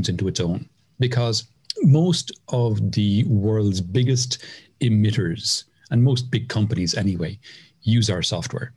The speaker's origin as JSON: {"language": "English", "town": "Cork", "region": "Munster", "country": "Ireland", "moved": "as an adult", "lives_now": "Mairena del Aljarafe, Spain", "said": "I'm from Cork in Ireland. I moved to Spain in 2008"}